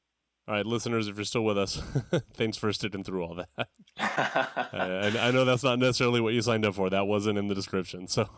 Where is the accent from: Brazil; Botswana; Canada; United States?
United States; Tulare, California; I'm from Tulare.